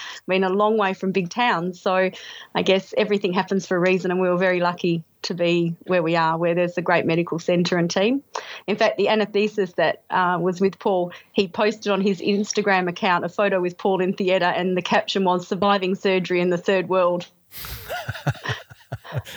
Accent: Perth, Western Australia, Australia; I'm from Perth in Western Australia, and I'm happily retired

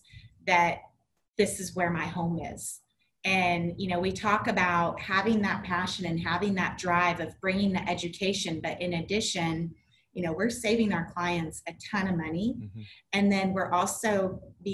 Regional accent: Southern California, United States; I grew up in Southern California

